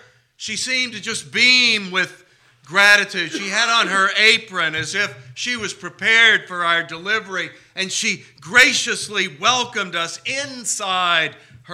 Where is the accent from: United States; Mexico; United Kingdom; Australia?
United States; Texas; what I grew up with here in Texas